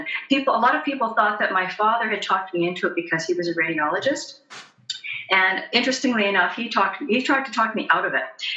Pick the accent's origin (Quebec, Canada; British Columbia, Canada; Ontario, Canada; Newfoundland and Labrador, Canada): British Columbia, Canada; Chilliwack; also born or lived in Seattle, United States; now in Vancouver, Canada; I was raised in the Fraser Valley in southern British Columbia in a town called Chilliwack